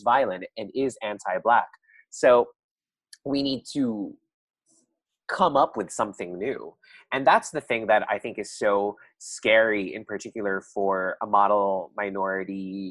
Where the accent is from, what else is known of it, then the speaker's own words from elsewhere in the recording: Philippines; now in Brooklyn, United States; as Filipino immigrants